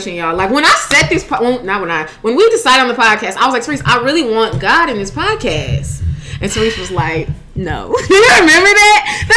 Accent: St. Louis, Missouri, United States; moved away; I need to go home. Like, I need some St. Louis

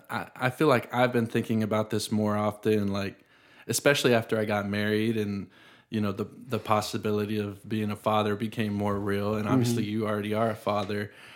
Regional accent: the South, United States; sometimes I'm glad that I grew up in the South, but I also think that I probably don't appreciate the people here as much as maybe someone like you does

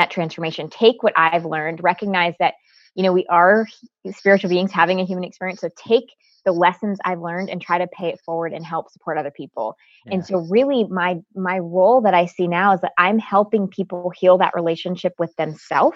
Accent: Connecticut, United States; I was actually born and raised in Connecticut. I am first generation American

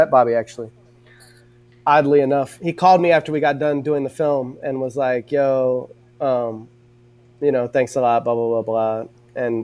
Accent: Southern California, United States; I'm from Southern California

